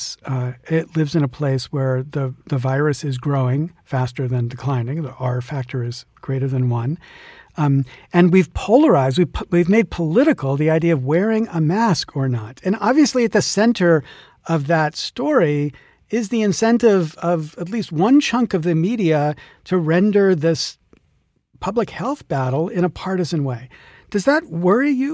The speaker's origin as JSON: {"language": "English", "region": "the Kentucky part of Pennsylvania", "country": "United States", "tie": "born or raised there", "said": "I grew up in the Kentucky part of Pennsylvania."}